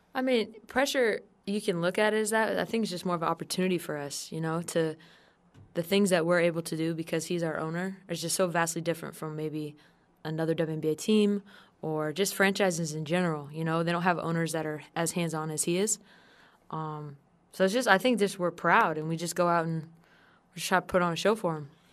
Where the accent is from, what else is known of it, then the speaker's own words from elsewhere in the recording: San Diego, California, United States; I grew up in San Diego, so my family were all Charger fans